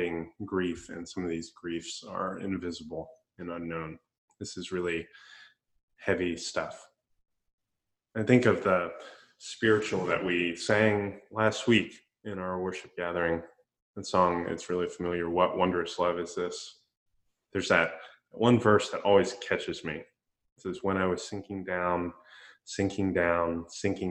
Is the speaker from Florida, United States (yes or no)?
yes; Central Florida, United States; When I was a kid growing up in Central Florida